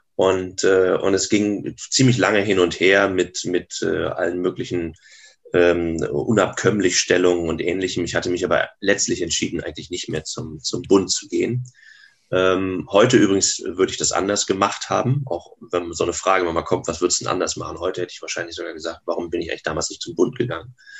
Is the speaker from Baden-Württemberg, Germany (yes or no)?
no; Grevesmühlen, Mecklenburg-Vorpommern, Germany; moved away as an adult; also born or lived in Berlin / Bonn; ich komme aus Grevesmühlen, einem kleinen Ort zwischen, heute würden wir sagen, Lübeck und Wismar